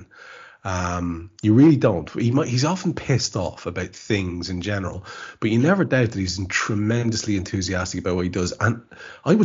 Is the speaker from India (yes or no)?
no; Ireland; As an Irishman